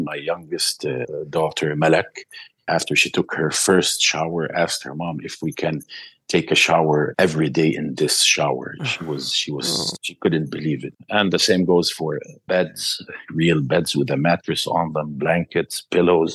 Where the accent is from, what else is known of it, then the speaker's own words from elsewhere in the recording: Gaza Strip, Palestine; moved away as an adult; now in Egypt; they detect our accent and know we're from Gaza